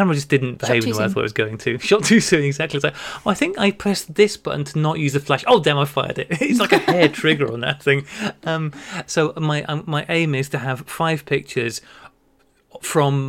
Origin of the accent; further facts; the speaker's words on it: Taunton, South West England, United Kingdom; I'm very West Country, I was born in Taunton.